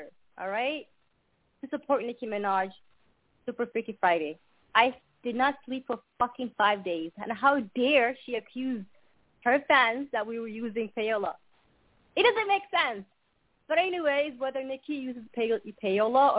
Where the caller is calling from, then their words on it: Canada; I'm calling from Canada.